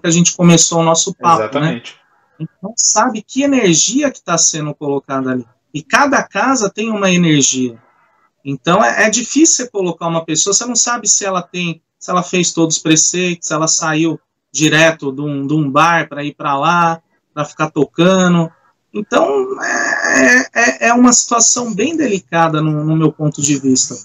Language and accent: Portuguese; São Bernardo do Campo, São Paulo, Brazil; eu sou aqui de São Bernardo